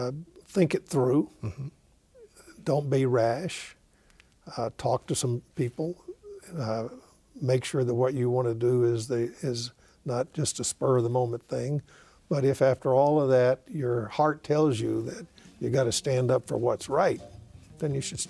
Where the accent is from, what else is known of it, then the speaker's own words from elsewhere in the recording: Jackson, Mississippi, United States; moved away as an adult; now in Oakland, United States; I said, growing up in Mississippi opened and not closed my eyes to the cruelty of racism.